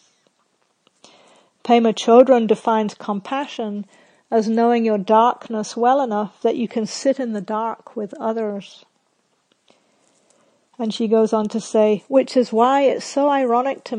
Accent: Scotland, United Kingdom; when I was a little kid growing up in Scotland

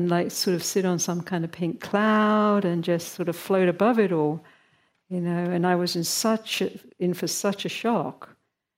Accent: United Kingdom; moved away; my home country of Britain where I grew up.

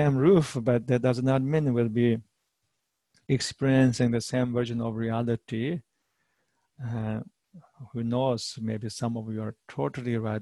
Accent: Tibet, China; moved away as an adult; now in United States; I am from Eastern culture. I'm from Tibetan culture

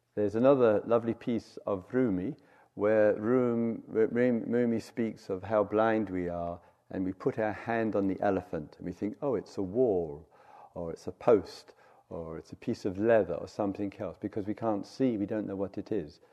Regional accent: England, United Kingdom; moved away as an adult; also born or lived in South London; 10 years and 10 days away from uh, England

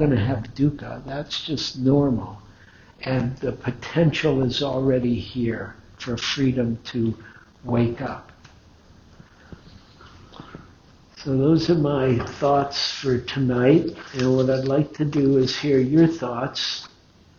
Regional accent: Detroit, Michigan, United States; I grew up in Detroit, that's where Henry Ford Hospital is

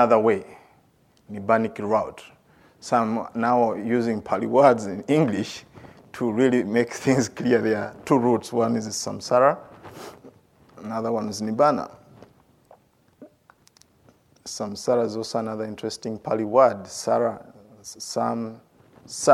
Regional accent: Uganda; moved away as an adult; also born or lived in India; I grew up in Uganda

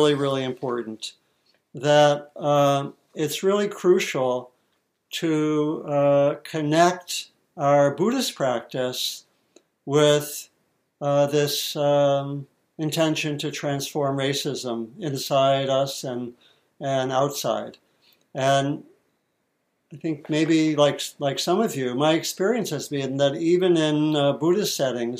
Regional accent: D.C., Maryland near Washington, United States; I grew up in Maryland near Washington, D.C.

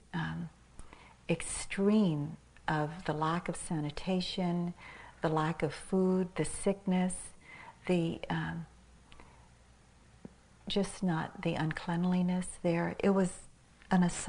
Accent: Manila, Metro Manila, Philippines; moved away; I was born in Manila in the Philippines and I'd spent quite a bit of my life there, about maybe 10 years of my life there

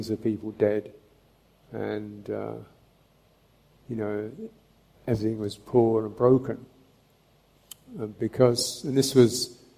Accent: England, United Kingdom; I'm from England.

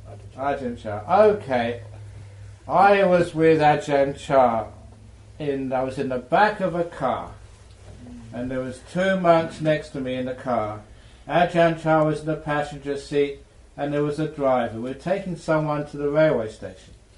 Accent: England, United Kingdom; I was born in England

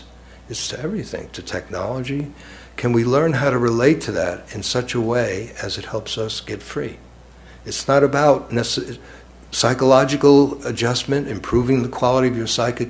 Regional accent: New York, United States; now in Cambridge, United States; I grew up in the Lower East Side of New York and then Brooklyn, New York

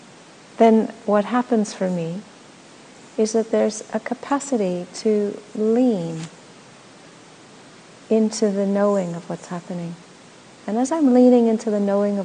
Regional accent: Los Angeles, California, United States; moved away as an adult; also born or lived in Australia; now in Portland, United States; I was born in Los Angeles, you know. I didn't actually grow up with nature. I grew up with in a concrete jungle

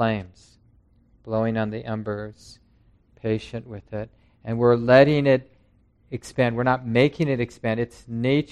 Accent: Minneapolis, Minnesota, United States; When I was young, growing up in North Minneapolis

